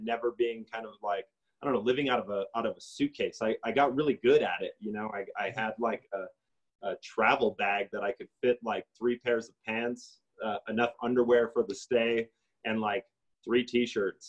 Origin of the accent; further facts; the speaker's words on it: North Dakota, United States; moved away as an adult; now in Santa Fe, United States; I'm not from this place. I'm from North Dakota. And I moved here